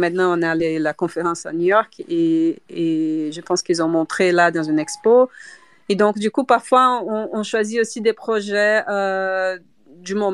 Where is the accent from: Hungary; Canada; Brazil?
Brazil; French is a second language; now in Brussels, Belgium; je suis brésilienne, donc, mais j'habite à Bruxelles, donc euh, quand même je peux parler français.